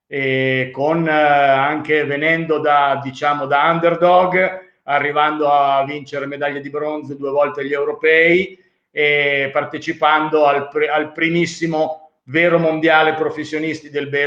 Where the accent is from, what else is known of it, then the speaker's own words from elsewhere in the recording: Emilia-Romagna, Italy; now in Milan, Italy; Volentieri, allora ho 61 anni, sono romagnolo ma milanese di adozione e sono diplomato ISEF